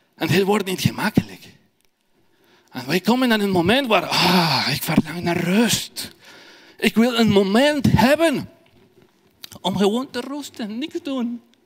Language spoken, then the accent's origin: Dutch; Ecuador; first language Spanish; Dutch is a second language; moved away as an adult; now in Belgium; Ik kom uit Ecuador. Ik ben in België al vier jaar